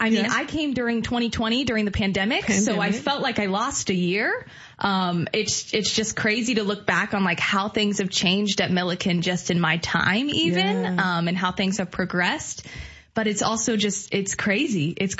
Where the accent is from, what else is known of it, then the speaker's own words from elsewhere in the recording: Salina, Kansas, United States; moved away as an adult; now in Illinois, United States; I am from Salina, Kansas, which is a far ways away, kind of right in the middle of the state. And here I am in the middle of Illinois